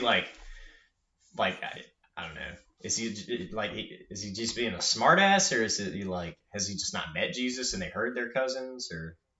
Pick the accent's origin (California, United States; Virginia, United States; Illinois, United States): Virginia, United States; accent: Southern; I'm from Virginia